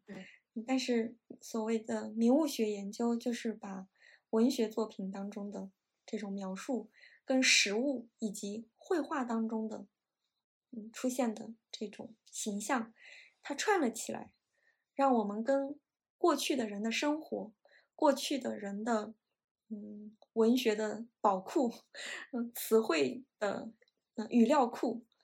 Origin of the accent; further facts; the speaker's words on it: Nantong, Jiangsu, China; moved away as an adult; now in Kyoto, Japan; 我是上海边上的城市，小城市南通出生的，所以我们的，我的家乡也是四季很分明